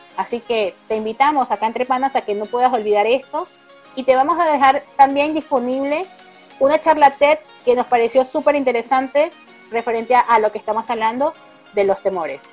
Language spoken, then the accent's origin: Spanish; Caracas, Capital District, Venezuela; moved away as an adult; now in Argentina; soy de la ciudad de Caracas, de Venezuela